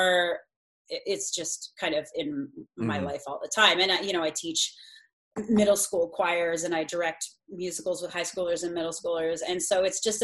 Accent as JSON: {"language": "English", "town": "Pasadena", "region": "California", "country": "United States", "tie": "born or raised there", "said": "I'm born and raised in Pasadena"}